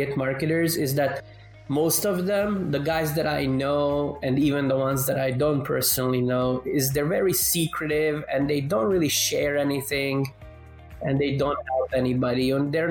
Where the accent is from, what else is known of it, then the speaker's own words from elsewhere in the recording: Canada; now in Europe; I grew up in Canada, but then I moved to Europe.